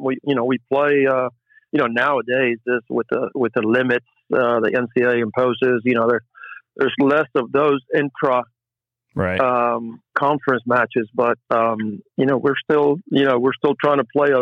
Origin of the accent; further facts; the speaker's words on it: Puerto Rico; Oh yeah. Yeah. We came every summer.